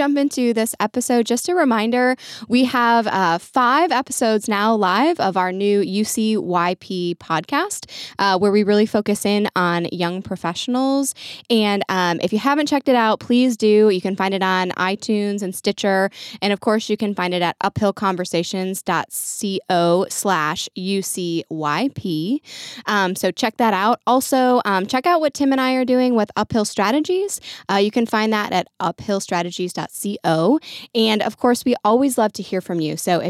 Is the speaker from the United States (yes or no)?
no; Ireland; I was raised that way. I'm Irish, you know, always expect the worst and hope for the best.